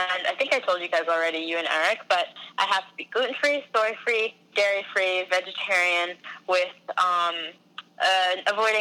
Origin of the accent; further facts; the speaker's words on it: United States; also born or lived in New Jersey; New Jersey. I'm from, like, both places, kind